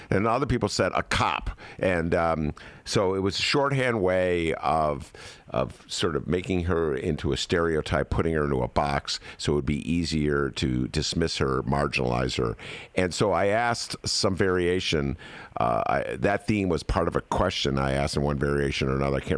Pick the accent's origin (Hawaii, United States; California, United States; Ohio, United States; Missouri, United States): Ohio, United States; born there; obviously I was born in Ohio.